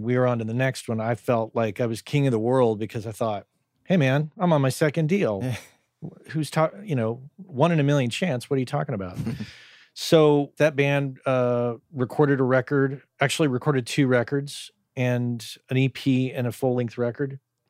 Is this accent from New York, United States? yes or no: no; New Mexico, United States; I grew up in New Mexico, state of New Mexico.